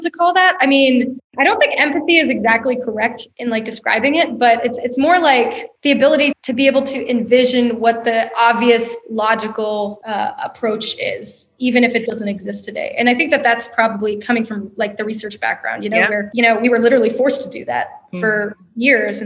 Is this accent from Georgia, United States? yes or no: yes; Atlanta, Georgia, United States; moved away as an adult; now in Bentonville, United States; I'm from Atlanta, and my heart, you know, obviously there's a huge part of me that's still an Atlantan. My family still lives there